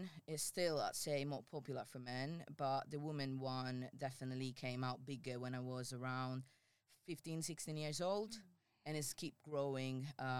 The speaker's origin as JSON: {"language": "English", "region": "Sicily", "country": "Italy", "tie": "born or raised there", "moved": "as an adult", "said": "because I'm coming from Italy, and if I have to say Sicily, my region is not exactly like the most advanced one in the whole country."}